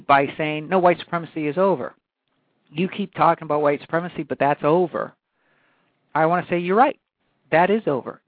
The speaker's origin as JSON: {"language": "English", "region": "Hawaii", "country": "United States", "tie": "born or raised there", "moved": "yes", "said": "born and raised in Hawaii"}